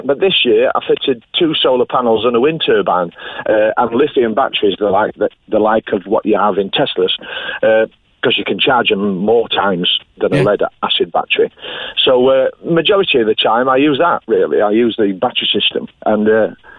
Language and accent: English; England, United Kingdom; now in Crosshaven, Ireland; I'm the Englishman with the Irish name